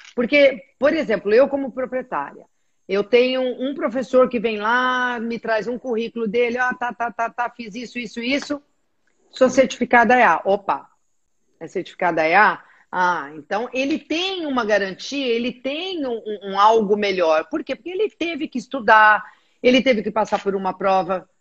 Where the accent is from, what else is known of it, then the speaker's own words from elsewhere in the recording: Brazil; eu sou do Brasil, estou aqui